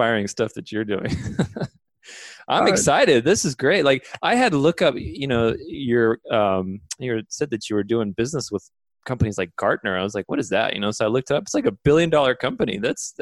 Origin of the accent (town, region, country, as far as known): Arizona, United States; born or raised there; also born or lived in Romania